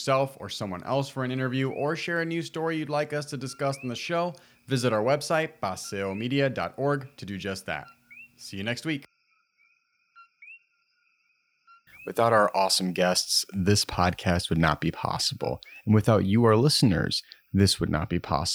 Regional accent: Chicago, Illinois, United States; growing up in Humboldt Park, significant Puerto Rican population

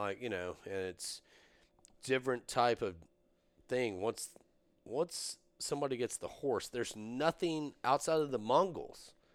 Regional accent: East Texas, United States; we're from East Texas

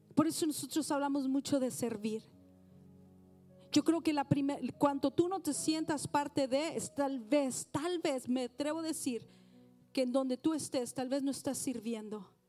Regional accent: Mexico; now in United States; soy mexicana

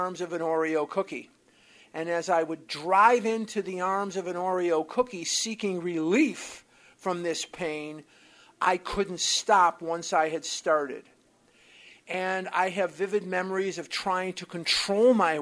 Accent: Chicago, Illinois, United States; now in Scottsdale, United States; I'm born and raised in Chicago, Illinois

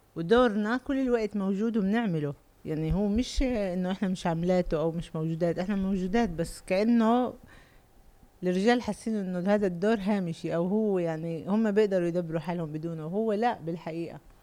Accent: Lod, Central District, Israel; اللد هي اللي في لسه عليها عنا معركه بالهويه

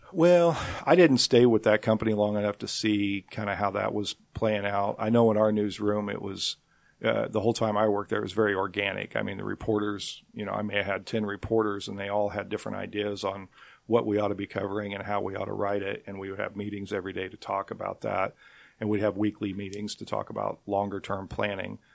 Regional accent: Nickerson, Kansas, United States; I grew up in Nickerson

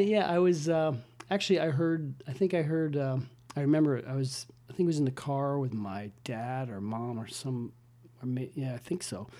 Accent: Westfield, Massachusetts, United States; also born or lived in Illinois / Missouri / Maine; I grew up about a half hour south in Westfield, Massachusetts

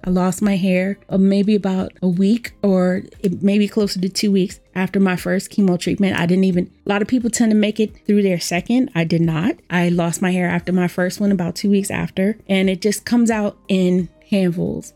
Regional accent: Washington, District of Columbia, United States; I was born and raised in Washington, D C, where I've lived most of my life

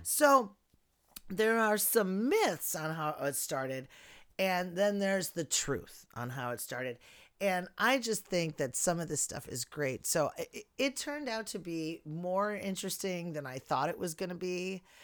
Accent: Chicago, Illinois, United States; My hometown

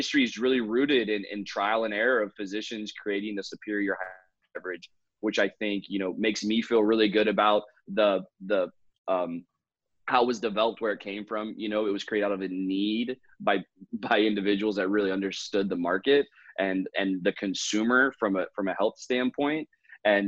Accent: Raleigh, North Carolina, United States; I'm from Raleigh, North Carolina, and studied entrepreneurship down here

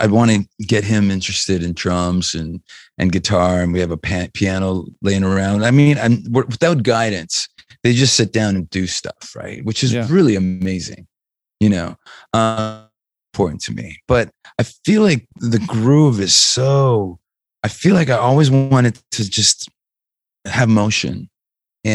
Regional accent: Canada; we're from Canada

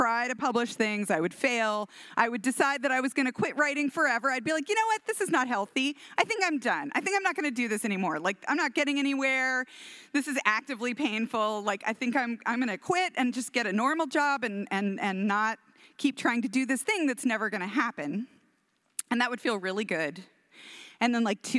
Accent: Houston, Texas, United States; My mom, we're from Texas. I'm from Houston and we have like 500 cousins in Houston.

